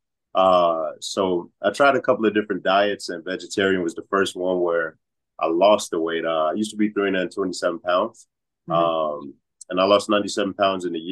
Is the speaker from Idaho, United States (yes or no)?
no; Atlanta, Georgia, United States; now in Chicago, United States; I was actually born in Atlanta